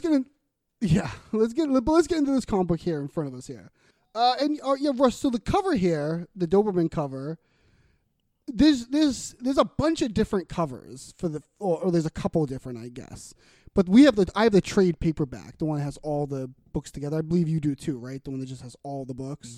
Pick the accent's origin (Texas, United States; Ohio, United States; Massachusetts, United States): Massachusetts, United States; Boston; accent: Boston; we're from Boston. People have mentioned our Boston accents